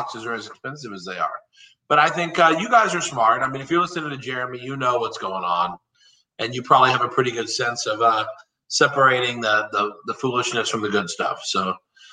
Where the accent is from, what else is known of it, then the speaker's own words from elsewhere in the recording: Texas, United States; I'm from Texas